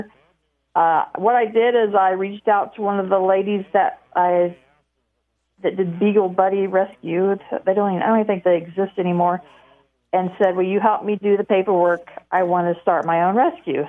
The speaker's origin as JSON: {"language": "English", "town": "Delphi", "region": "Indiana", "country": "United States", "tie": "born or raised there", "lives_now": "Lafayette, United States", "said": "I'm originally from Delphi"}